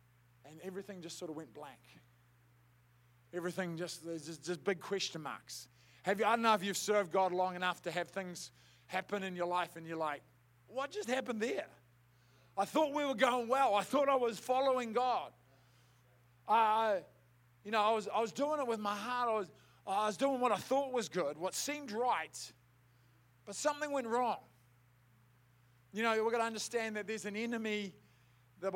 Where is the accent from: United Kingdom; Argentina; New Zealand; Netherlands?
New Zealand; Southland; I grew up in Southland, I grew up as a rugby head